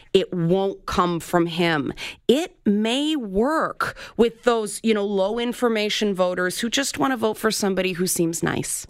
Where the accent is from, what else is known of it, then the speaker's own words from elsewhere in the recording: Toronto, Ontario, Canada; a black person living where I grew up in the Jane Finch neighborhood